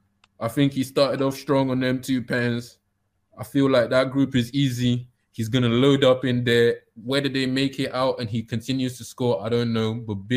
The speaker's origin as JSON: {"language": "English", "country": "United Kingdom", "moved": "yes", "said": "I'm British, but I'm also this."}